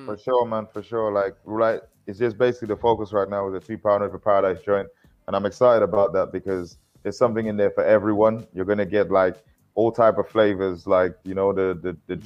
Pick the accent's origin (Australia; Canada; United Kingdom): United Kingdom; London; moved away; also born or lived in Essex; I'm from East London, where it's like grabbing mics and being the best MC in your in your school and in the whole ends